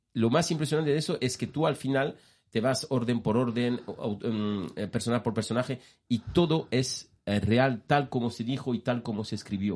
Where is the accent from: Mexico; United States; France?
France; Spanish is a second language; moved away; yo siendo francés